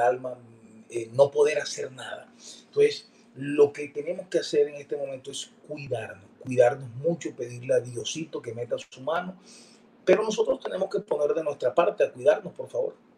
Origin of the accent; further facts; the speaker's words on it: Valledupar, Cesar, Colombia; llegaba a Edupar, mi tierra, y un abrazo, un beso a mi mamá y saludar a mis amigos en el valle